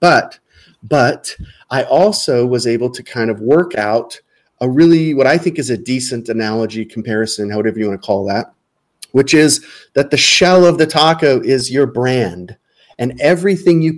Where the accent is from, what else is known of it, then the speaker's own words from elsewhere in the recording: Southern California, United States; now in Arizona, United States; I live in Arizona. I live in the Southwest. I grew up in Southern California